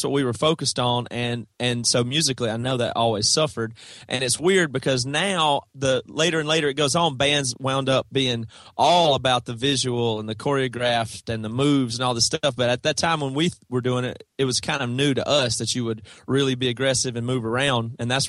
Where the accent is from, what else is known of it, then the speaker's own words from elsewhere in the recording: South Carolina, United States; That's right. Yeah. Toby and Devin and Joel and our original drummer Seth all are from South Carolina. Small town. Same town.